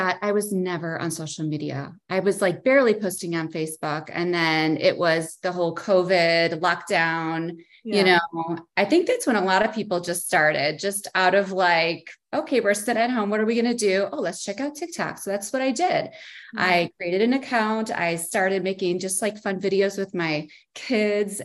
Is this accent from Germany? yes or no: no; Chicago, Illinois, United States; moved away as an adult; also born or lived in Las Vegas, Nevada; I'm from the Chicago area